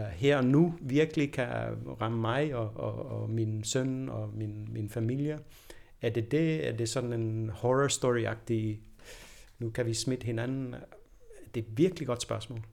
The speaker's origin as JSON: {"language": "Danish", "country": "Denmark", "tie": "born or raised there", "said": "jeg er født i Danmark"}